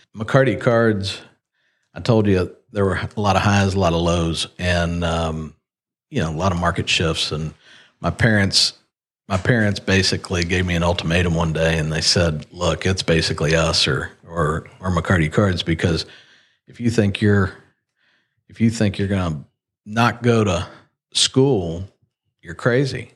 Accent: Lexington, Kentucky, United States; born or raised there; also born or lived in Ohio / Miami, Florida

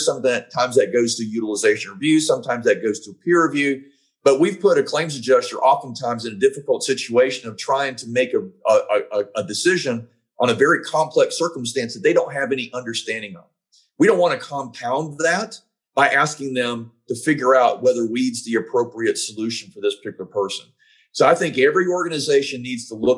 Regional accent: Georgia, United States; my home state of Georgia

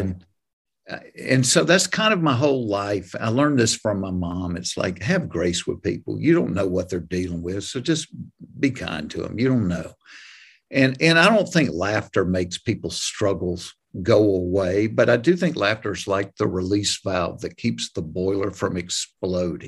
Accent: hometown where Chick-fil-A started, Georgia, United States; Chick-fil-A started in my hometown

